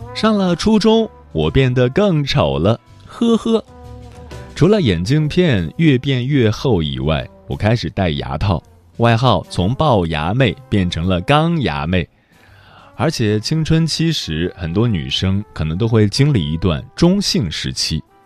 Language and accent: Chinese; Tianjin, China; 我是天津人